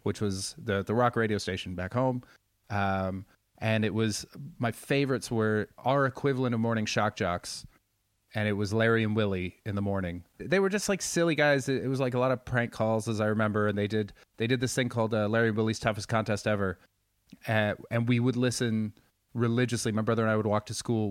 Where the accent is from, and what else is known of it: Surrey, British Columbia, Canada; born or raised there; moved away